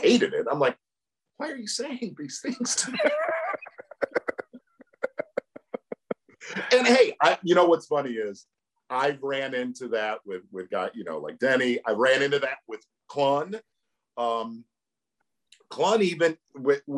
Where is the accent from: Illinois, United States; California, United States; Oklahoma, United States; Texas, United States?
Illinois, United States; Chicago; moved away; also born or lived in Michigan; Growing up in Chicago and then moving to Michigan